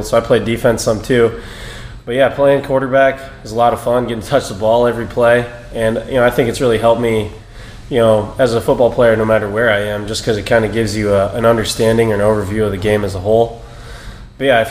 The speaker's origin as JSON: {"language": "English", "region": "Eastern Iowa", "country": "United States", "tie": "born or raised there", "said": "growing up in Eastern Iowa"}